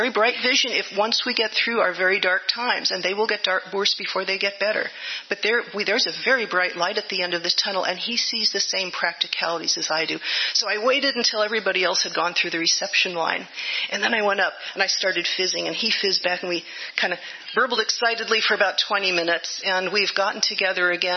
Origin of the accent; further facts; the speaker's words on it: Livermore, California, United States; My brother and I grew up in Livermore, going to the Unitarian Church